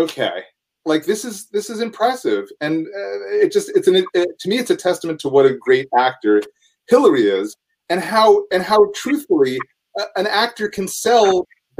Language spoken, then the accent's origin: English; New Jersey, United States; also born or lived in Manhattan, New York / Austin, Texas; now in Los Angeles, United States; I was born in Manhattan, and then I grew up in New Jersey